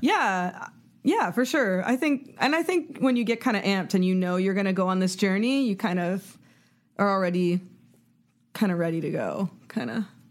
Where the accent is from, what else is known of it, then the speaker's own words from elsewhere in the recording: Toronto, Ontario, Canada; I grew up in Canada, like, which is in Toronto